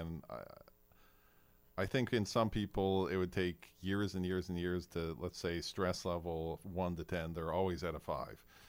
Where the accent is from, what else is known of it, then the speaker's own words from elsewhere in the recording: Fairbanks, Alaska, United States; moved away; also born or lived in Kodiak, Alaska; I grew up in Fairbanks